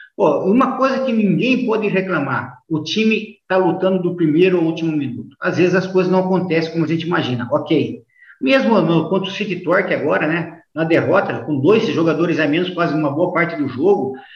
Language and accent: Portuguese; Americana, São Paulo, Brazil; Eu passei por clubes menores em São Paulo, como o Rio Branco da Americana, que é minha cidade natal